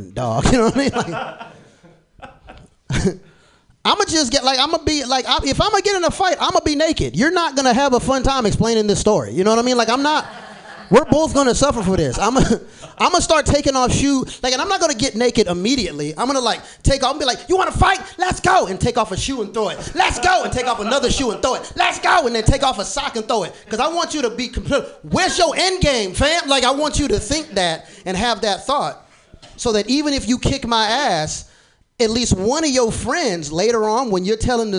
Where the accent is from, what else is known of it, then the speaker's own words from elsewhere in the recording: Florida, United States; I'm from Florida